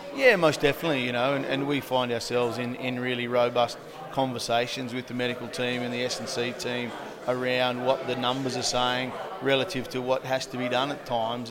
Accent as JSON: {"language": "English", "country": "Australia", "tie": "born or raised there", "moved": "as an adult", "lives_now": "United Kingdom", "said": "growing up in Australia"}